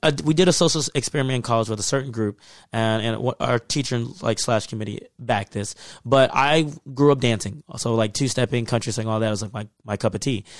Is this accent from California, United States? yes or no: no; Texas, United States; moved away; I grew up in Texas, in the South.